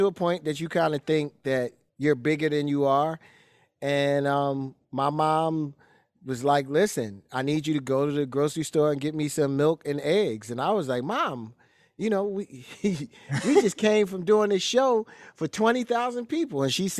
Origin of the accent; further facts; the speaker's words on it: Philadelphia, Pennsylvania, United States; growing up in Philly, you're growing up in the home of Gambling Huff, which is, you know, like growing up in Detroit with Motown.